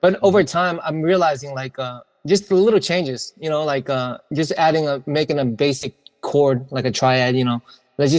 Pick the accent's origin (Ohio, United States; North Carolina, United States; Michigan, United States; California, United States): California, United States; San Francisco Bay Area; I'm from the Bay Area